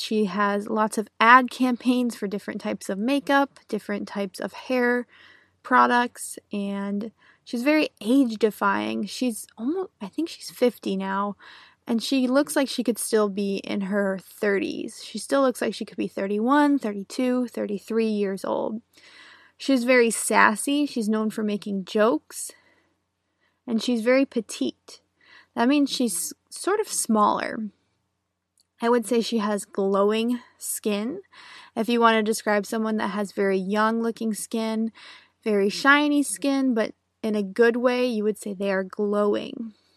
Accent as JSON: {"language": "English", "country": "United States", "said": "I'm an American English teacher"}